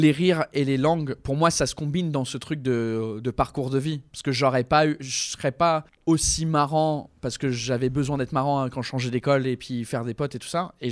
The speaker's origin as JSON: {"language": "French", "region": "England", "country": "United Kingdom", "said": "Je sais que je suis anglais, mais pas à ce point-là."}